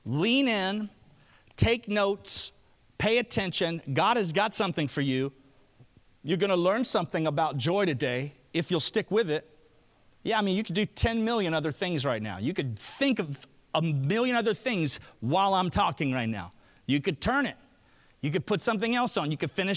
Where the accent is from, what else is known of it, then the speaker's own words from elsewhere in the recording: Alabama, United States; I'm from Alabama